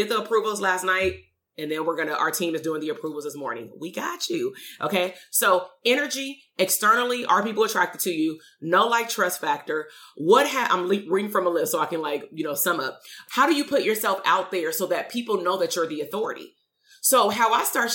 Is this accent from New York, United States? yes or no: no; Compton, California, United States; moved away as an adult; I'm from the hood. I'm from Compton. We moved out 2.5 years ago. I'm still very much from Compton.